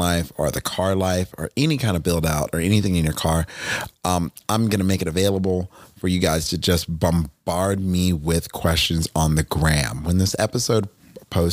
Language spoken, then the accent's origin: English; Northeast, United States; moved away; I grew up in the Northeast